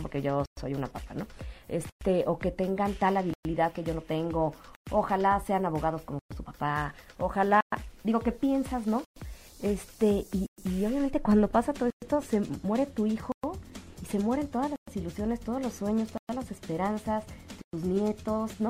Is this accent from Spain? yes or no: no; Mexico; como mamá, como mexicana, como ciudadana, como católica